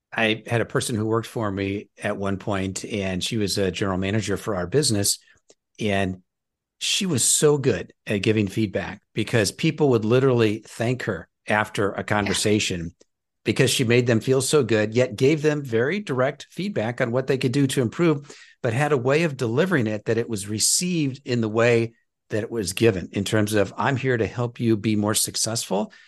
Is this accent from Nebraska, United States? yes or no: yes; Nebraska, United States; I'm from Nebraska